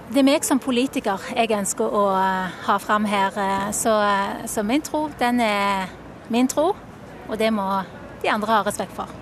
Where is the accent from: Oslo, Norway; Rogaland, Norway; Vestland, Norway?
Rogaland, Norway; Sandnes; now in Bergen, Norway; jeg har eh, bodd i Bergen i 20 år, men jeg kommer fra Sandnes.